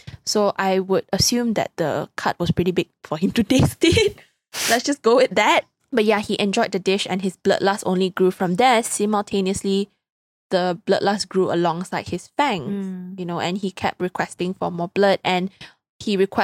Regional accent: Malaysia; I'm Malaysian, but like you see me butcher my own like language

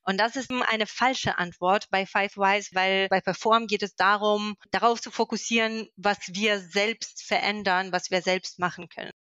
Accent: Moscow, Russia; German is a second language; moved away as an adult; now in Magdeburg, Germany; ich komme aus Moskau.

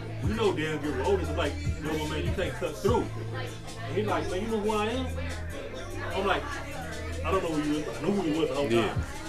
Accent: Alabama, United States; moved away; I'm originally from Alabama.

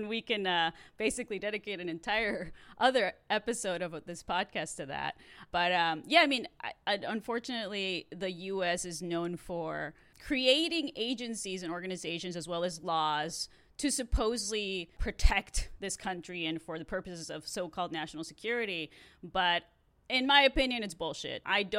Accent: Mexicali, Baja California, Mexico; moved away as an adult; also born or lived in El Centro, California; now in United States; I grew up in Mexicali, Baja California. That is a state that is a border town with California. So only 2 hours away from Steph.

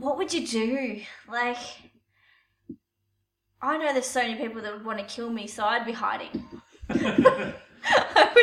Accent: Australia; we're Australian

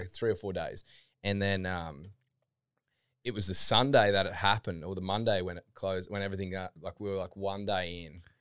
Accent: Toowoomba, Queensland, Australia; moved away as an adult; now in Gold Coast, Australia; originally, I'm from um, Toowoomba

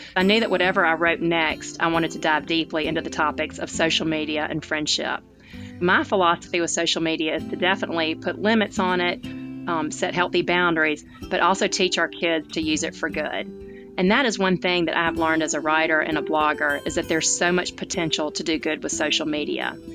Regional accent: Tuscaloosa, Alabama, United States; born or raised there; now in Birmingham, United States

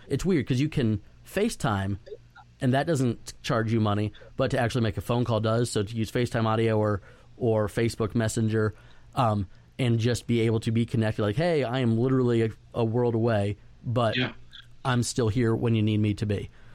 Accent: Florida, United States; moved away; also born or lived in Dallas Fort Worth, Texas; going to school in, in Dallas Fort Worth and growing up in Florida

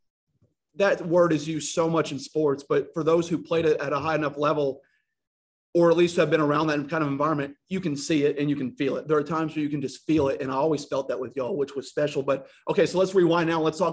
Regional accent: North Little Rock, Arkansas, United States; I come from North Rock High School

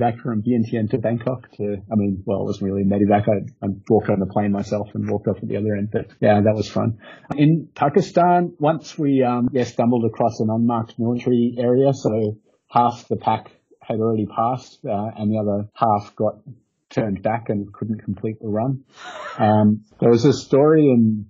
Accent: Australia; moved away as an adult; also born or lived in Cyprus; I'm from Australia, and I've never hashed in Australia.

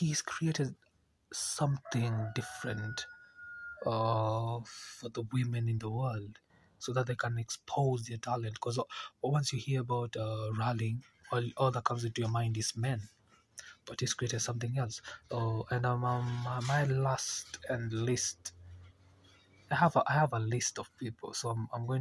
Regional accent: Nairobi, Kenya; I'm from Kenya, Nairobi

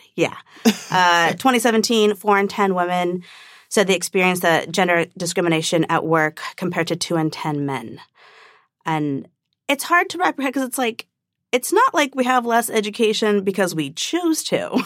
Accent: Orange County, California, United States; growing up in Orange County

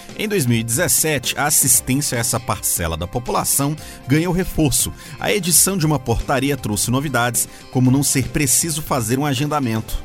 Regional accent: Fortaleza, Ceará, Brazil; moved away as an adult; now in Brasília, Brazil; Eu sou cearense, sou de Fortaleza. Vim para trabalhar em Brasília

